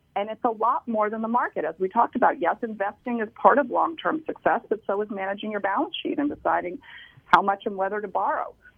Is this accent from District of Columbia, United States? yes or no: yes; Washington, District of Columbia, United States; moved away as an adult; now in New York, United States; I'm from Washington D.C.